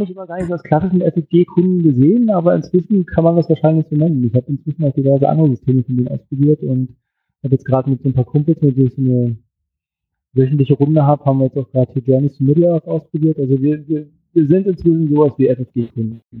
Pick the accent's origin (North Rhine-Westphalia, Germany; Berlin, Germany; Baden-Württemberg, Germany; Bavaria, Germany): Berlin, Germany; ich komme aus Berlin